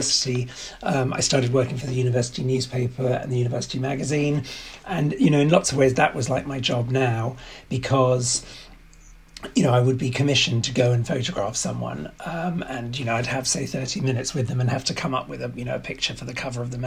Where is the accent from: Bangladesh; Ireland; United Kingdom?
United Kingdom; London; also born or lived in Oxford / New York; So I'm English and I grew up in London and started my career in London.